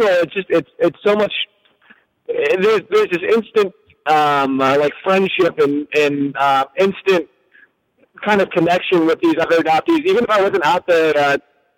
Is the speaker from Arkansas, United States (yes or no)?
no; Southern California, United States; also born or lived in Korea; I grew up in Southern California.